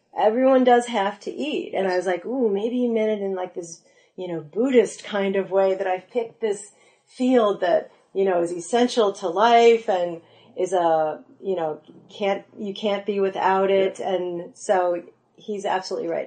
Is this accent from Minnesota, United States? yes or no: no; North Shore of Chicago, Illinois, United States; I'm from the North Shore of Chicago.